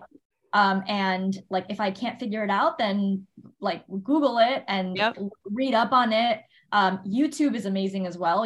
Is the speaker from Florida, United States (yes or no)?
yes; Miami, Florida, United States; moved away; i was born and raised in miami Florida